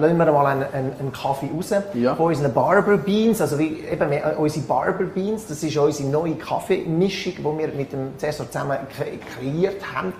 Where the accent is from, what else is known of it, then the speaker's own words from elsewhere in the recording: Switzerland; bei uns in der Schweiz